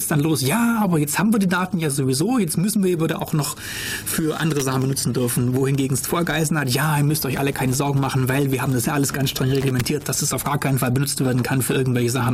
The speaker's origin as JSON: {"language": "German", "country": "Germany", "said": "bei uns in Deutschland hier"}